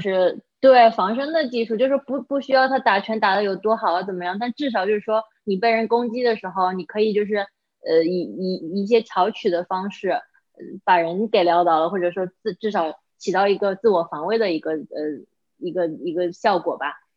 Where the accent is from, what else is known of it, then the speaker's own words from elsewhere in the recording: China; now in United States; 作为亚洲人，作为中国人，我是很骄傲的